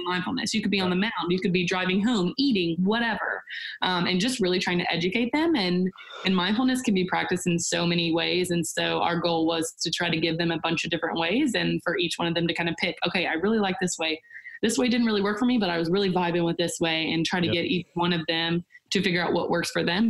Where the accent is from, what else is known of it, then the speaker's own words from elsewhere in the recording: Nashville, Tennessee, United States; born and raised in Nashville, Tennessee